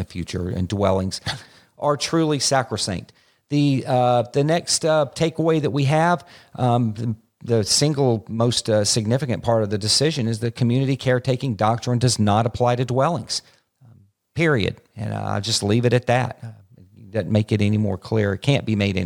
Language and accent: English; Florida, United States; My home state of Florida